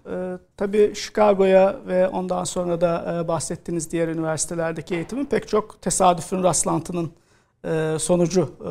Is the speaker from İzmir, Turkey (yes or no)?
no; İzmit, Kocaeli, Turkey; aslında ee, Anadolu Lisesi'ne e, İzmit'te doğup büyüdüğüm yerde Kocaeli Anadolu Lisesi'ne kazanabilirsem e, devam etmeyi planlıyordum.